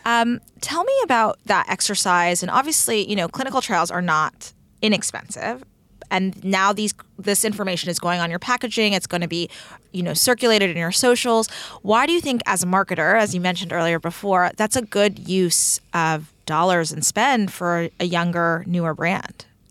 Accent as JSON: {"language": "English", "region": "Texas", "country": "United States", "said": "I'm from Texas"}